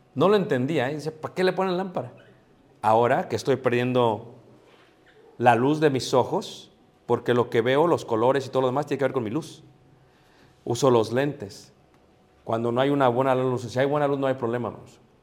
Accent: Mexico; Yo soy latino, mestizo, soy mexicano

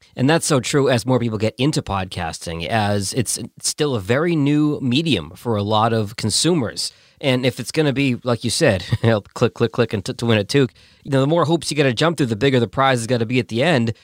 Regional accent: Boston, Massachusetts, United States; I grew up in Boston

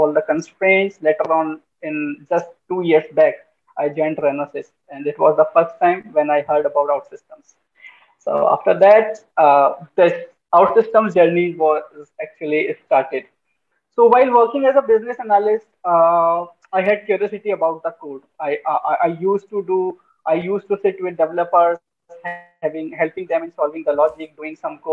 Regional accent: India; I'm from India

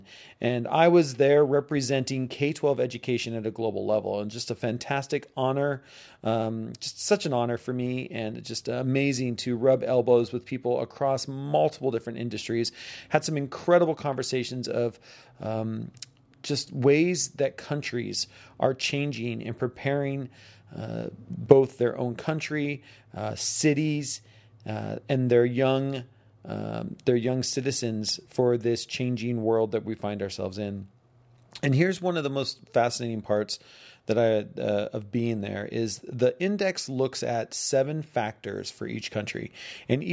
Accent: United States; I'm American

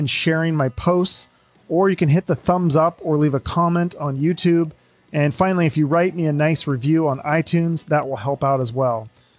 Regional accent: Seattle, Washington, United States; moved away; also born or lived in Phoenix, Arizona; where I'm from Seattle originally

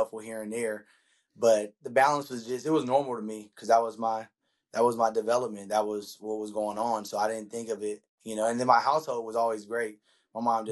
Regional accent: Stockton, California, United States; born and raised in Stockton, California.

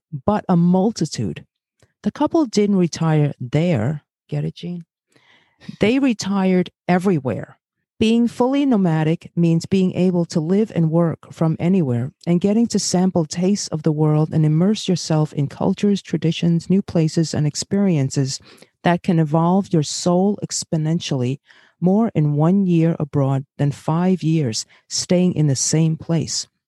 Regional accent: New York City, New York, United States; also born or lived in Brazil / Bay Ridge, Brooklyn; grew up in Flatbush, Brooklyn

